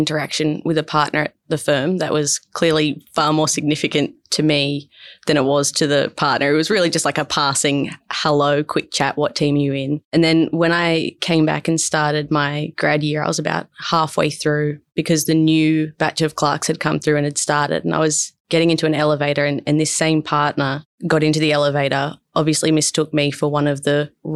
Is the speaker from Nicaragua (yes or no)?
no; Berkeley, New South Wales, Australia; I grew up just south of Wollongong in a place called Berkeley